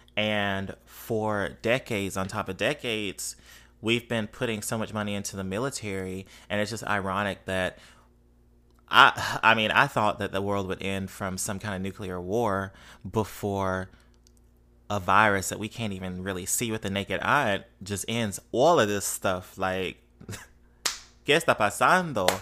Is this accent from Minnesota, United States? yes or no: no; Mississippi, United States; now in New Orleans, United States; I grew up in Mississippi